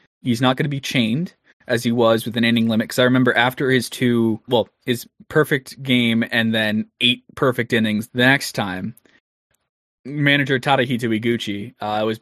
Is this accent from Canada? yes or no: yes; Canada; I'm Canadian